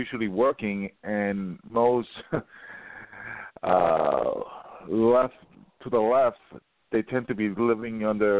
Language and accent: English; New York City, New York, United States; I was born and raised in New York City, and where I grew up on the Upper West Side